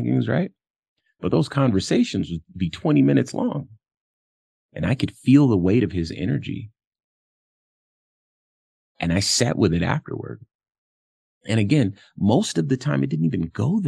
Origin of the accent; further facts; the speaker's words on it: Compton, California, United States; I'm from Compton, California. So I grew up around a lot of gangsta activity